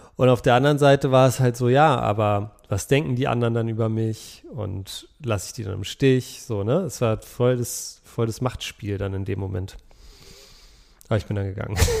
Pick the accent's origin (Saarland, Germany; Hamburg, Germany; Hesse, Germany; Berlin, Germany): Berlin, Germany; ich bin ja auch in Berlin aufgewachsen